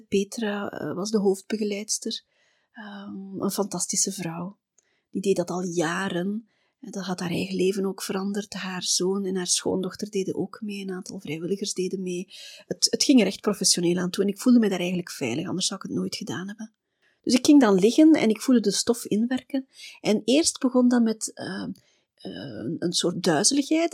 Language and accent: Dutch; Belgium; wij komen uit België.